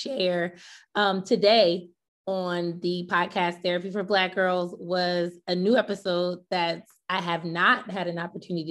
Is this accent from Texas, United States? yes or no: no; Willingboro, New Jersey, United States; Carl Lewis is from my hometown in South Jersey